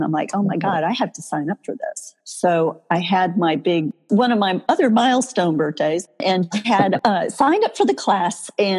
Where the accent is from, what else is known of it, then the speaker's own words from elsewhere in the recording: Chicago, Illinois, United States; moved away as an adult; now in Texas, United States; I really had wanted to move somewhere warm because growing up in the Chicago area, I knew early on I wasn't going to stay there. I couldn't stand the winter.